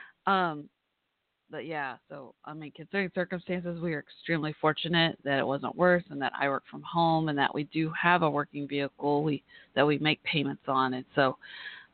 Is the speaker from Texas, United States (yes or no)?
yes; Texas, United States; I'm from Texas